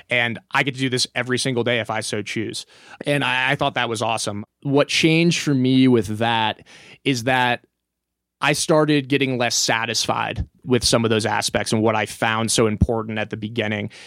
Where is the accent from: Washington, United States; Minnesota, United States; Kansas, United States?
Kansas, United States; moved away as an adult; now in Telluride, United States; I grew up in Kansas